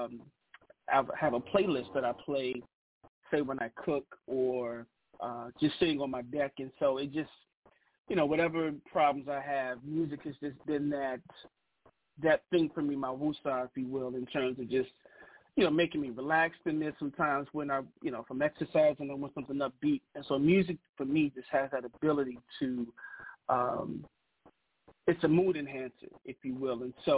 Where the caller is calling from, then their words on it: Bowie, Maryland, United States; Well, I'm calling from Bowie, Maryland, which is, I guess, 15 to 20 minutes outside of Washington, D.C.